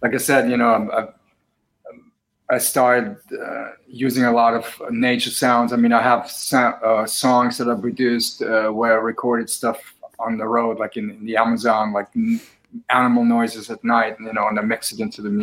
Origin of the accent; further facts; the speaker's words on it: Vienna, Austria; now in New York, United States; I grew up in Vienna, which is like basically an insane asylum